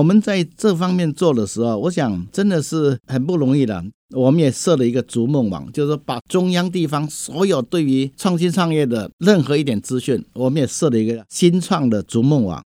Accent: Hsinchu County, Taiwan; 我们是土生土 长在新竹县这一块土地

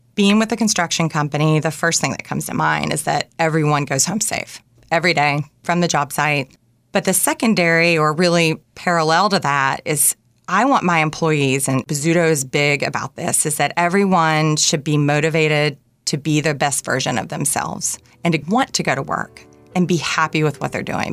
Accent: Bluff City, Tennessee, United States; moved away; I grew up in a town called Bluff City. It was population 1500, located in East Tennessee

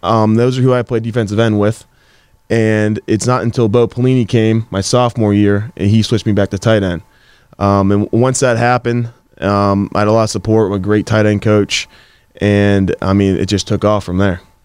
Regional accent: Gibsonia, Pennsylvania, United States; I grew up in Gibsonia slash Wexford area.

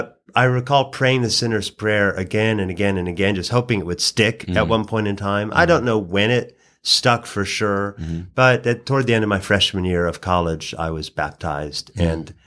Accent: Oregon, United States; moved away as an adult; also born or lived in Hawaii / Louisville, Kentucky / Washington, D.C.; now in Atlanta, United States; But originally, I hail from Oregon, so I'm a long way from my original home.

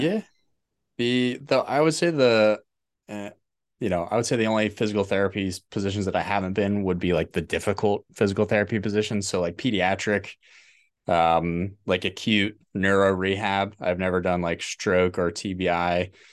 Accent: New Jersey, United States; moved away as an adult; also born or lived in Pittsburgh, Pennsylvania; I was born in New Jersey.

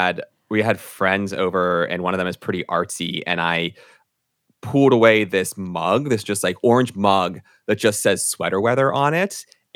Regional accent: United States; accent: American; I am very American with my speech, so yeah.

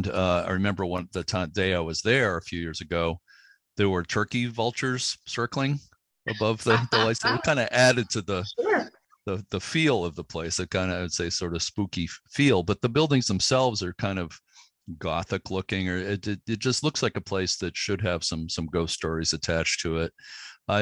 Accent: Lynn, Massachusetts, United States; I grew up in the Boston area in Lynn, Massachusetts, and I used to go to the Boston Museum of Science as a kid.

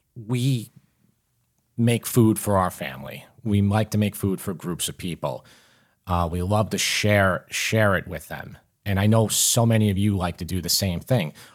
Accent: Long Island, New York, United States; I grew up in Long Island.

